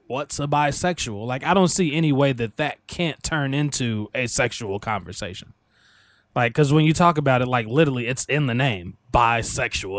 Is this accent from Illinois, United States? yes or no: yes; Illinois, United States; in my hometown, I don't know if it's all of Illinois or if this was just my hometown